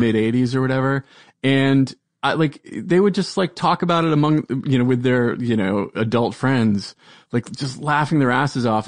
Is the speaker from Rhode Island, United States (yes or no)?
yes; Providence, Rhode Island, United States; I am from Providence, Rhode Island